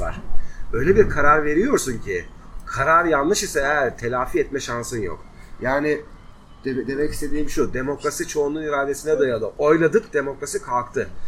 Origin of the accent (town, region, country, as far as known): Black Sea Region, Turkey